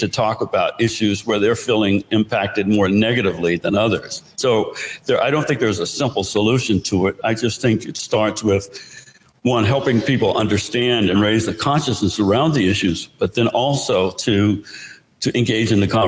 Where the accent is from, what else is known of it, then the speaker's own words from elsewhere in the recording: the South, United States; So I grew up in the South.